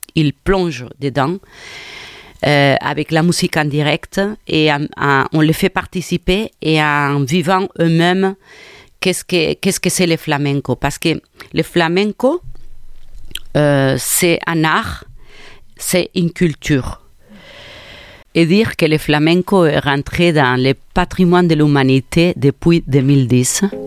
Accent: Cornellà de Llobregat, Catalonia, Spain; French is a second language; also born or lived in Nantes, France; now in Montpellier, France; Je suis euh, de Barcelone, de un quartier, on peut dire, bon, une ville de Cornellà

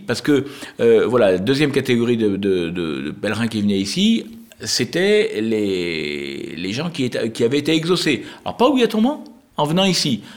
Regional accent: Lot, Occitania, France; je suis né dans le Lot, donc je connaissais très très bien Rocamadour depuis tout, tout petit

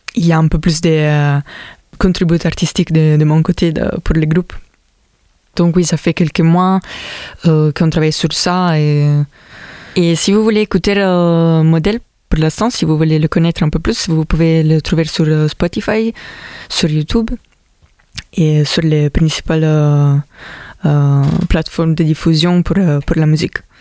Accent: Italy; French is a second language; moved away as an adult; also born or lived in Milan, Italy; now in Montpellier, France; Je viens de l'Italie. Je suis arrivé ici à Montpellier depuis deux ans.

